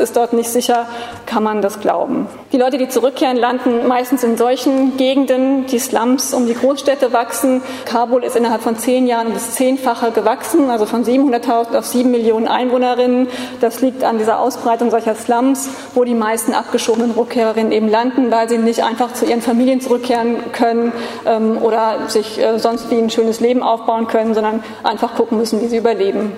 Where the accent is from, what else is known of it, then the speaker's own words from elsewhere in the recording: Frankfurt, Hesse, Germany; Ich komme eben aus Frankfurt